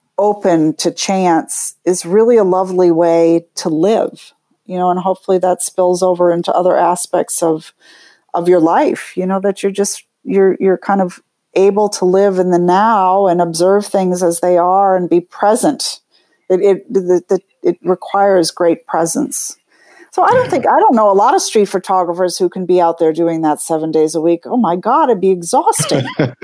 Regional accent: New York, United States; But I get off the hook, I guess, because I'm a New Yorker

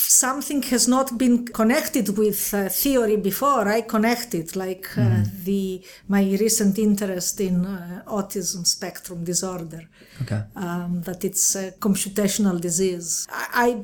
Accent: Crete, Greece; moved away; also born or lived in Athens; I grew up in Crete, Greece

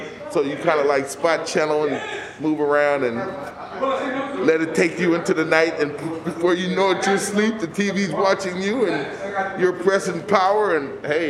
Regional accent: Oakland, California, United States; North Oakland.

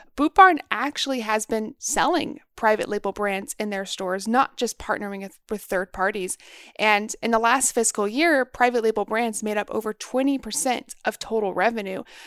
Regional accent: Texas, United States; growing up in Texas

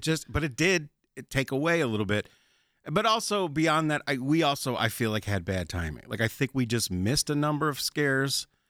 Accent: Chicago, Illinois, United States; moved away as an adult; I'm from Chicago originally

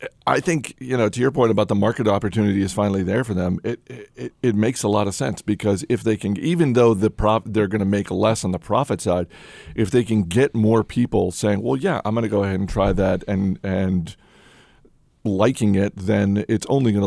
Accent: New England, United States; I'm from New England, yes.

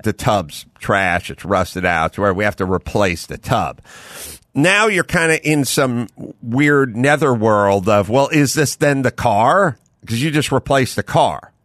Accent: Southern California, United States; I'm from SoCal

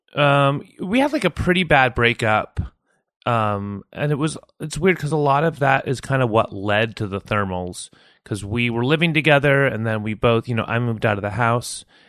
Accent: San Jose, California, United States; moved away as an adult; also born or lived in New York City / Mountain View; now in Portland, United States; I grew up in South Bay, like, uh, Campbell and Sunnyvale and San Jose.

